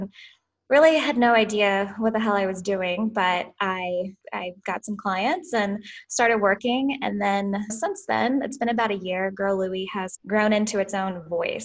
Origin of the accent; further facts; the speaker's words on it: Southern Illinois, United States; now in St. Louis, United States; I'm from Southern Illinois, just like a small farm town. Grew up in a cow farm